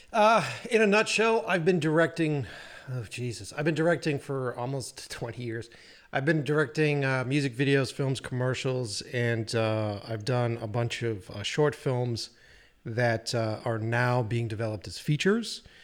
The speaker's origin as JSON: {"language": "English", "town": "Boston", "region": "Massachusetts", "country": "United States", "tie": "born or raised there", "also_born_or_lived": "New York", "moved": "as an adult", "lives_now": "Los Angeles, United States", "said": "born and raised in, uh, basically developed my entire career in Boston."}